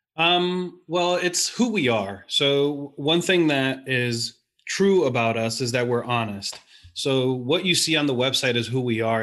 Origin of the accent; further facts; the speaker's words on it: New York, United States; growing up in New York